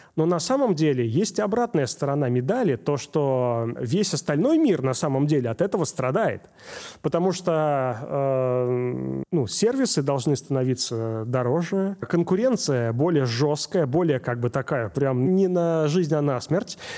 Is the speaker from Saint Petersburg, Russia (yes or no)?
yes; Saint Petersburg, Russia; я из Питера